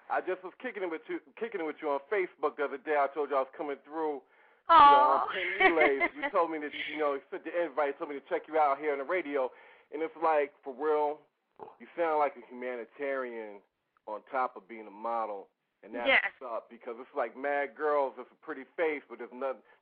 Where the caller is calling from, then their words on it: New Brunswick, New Jersey, United States; I'm from Central Jersey. I'm from New Brunswick.